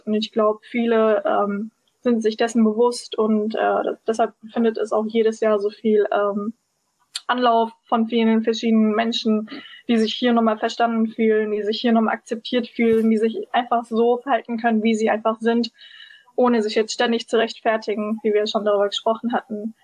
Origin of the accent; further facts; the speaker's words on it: Berlin, Germany; aus Berlin und bin auch Berlinerin